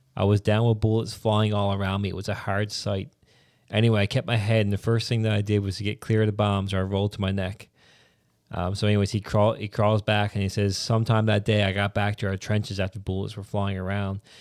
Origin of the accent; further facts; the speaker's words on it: Newfoundland and Labrador, Canada; I'm a Newfoundlander, then I'm a Canadian